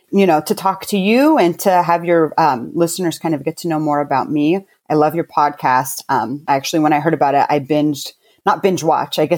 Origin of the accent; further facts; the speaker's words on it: Fort Lewis, Washington, United States; born there; I was born in Fort Lewis, Washington State. So I'm an Army brat, I guess you can say.